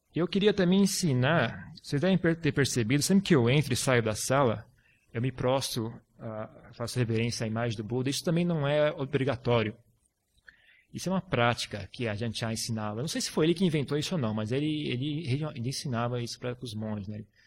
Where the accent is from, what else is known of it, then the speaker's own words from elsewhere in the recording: Brazil; moved away; eu estou muito tempo fora do Brasil, 10 anos. E meu português também, agora até que tá legal